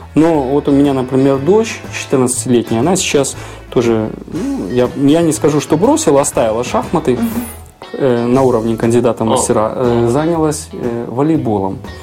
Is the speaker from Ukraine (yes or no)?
no; Belarus; у нас на родине